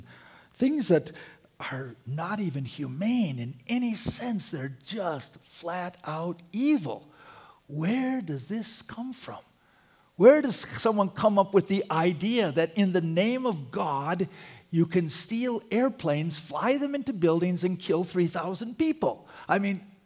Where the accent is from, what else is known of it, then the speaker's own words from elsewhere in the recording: Wisconsin, United States; I'm a big Green Bay Packer fan because I'm from Wisconsin